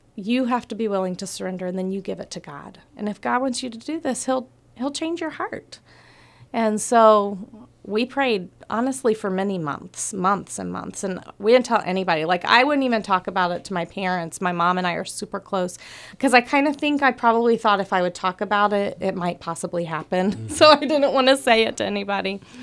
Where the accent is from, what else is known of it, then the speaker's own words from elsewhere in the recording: Atlanta, Georgia, United States; moved away as an adult; now in Palau; I'm from Atlanta